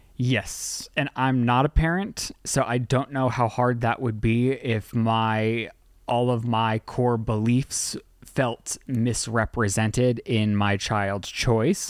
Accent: Utah, United States; I was born in Utah.

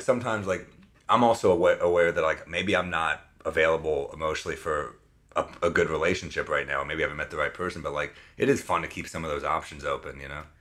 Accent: New York City, New York, United States; I'm thirty-two. I'm from New York City. Uh, currently residing on the Upper West Side

